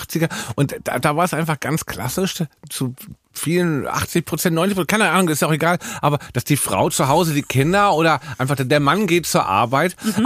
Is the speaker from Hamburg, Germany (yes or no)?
yes; Hamburg, Germany; ich bin ja Hamburger.